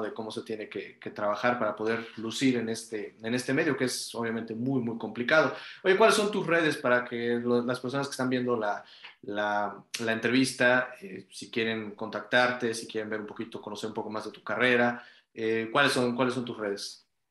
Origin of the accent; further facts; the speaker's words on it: Mexico; como, como mexicanos